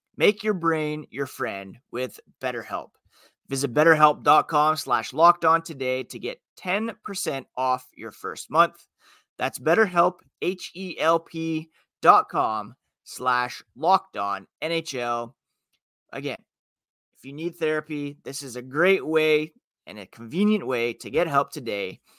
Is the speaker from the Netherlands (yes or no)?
no; Ottawa, Ontario, Canada; also born or lived in Toronto; born in Toronto and growing up in Ottawa